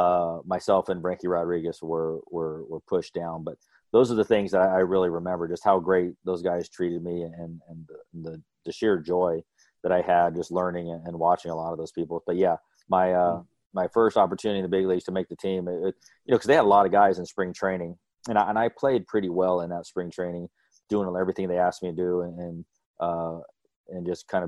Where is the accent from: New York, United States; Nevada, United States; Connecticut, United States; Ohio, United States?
Nevada, United States; Las Vegas; I'm from Vegas